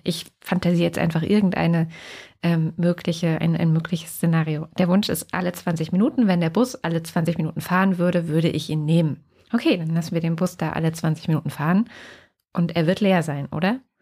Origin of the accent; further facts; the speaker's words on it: East Germany, Germany; Ich bin äh, in der DDR aufgewachsen, in dem kleinen Dorf, wo meine Eltern jetzt auch wieder leben